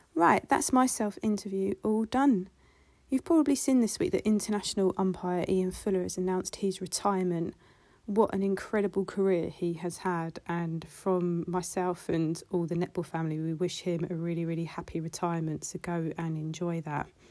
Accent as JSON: {"language": "English", "area": "Kent", "region": "South East England", "country": "United Kingdom", "moved": "yes", "lives_now": "Manchester, United Kingdom", "said": "I'm originally from Kent"}